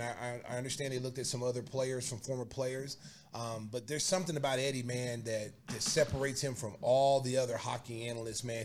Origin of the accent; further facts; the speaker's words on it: Oklahoma, United States; now in Chicago, United States; my hometown Oklahoma or my state Oklahoma